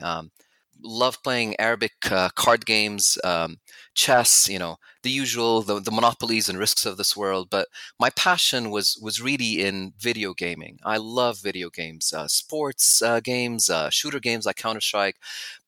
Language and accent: English; Abu Dhabi, United Arab Emirates; also born or lived in United States / Canada / Jordan / Oxford, United Kingdom; I'm from Abu Dhabi originally, which is about an hour away from Dubai